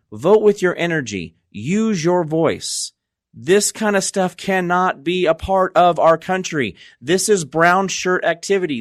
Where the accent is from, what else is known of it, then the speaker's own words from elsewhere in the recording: United States; as an American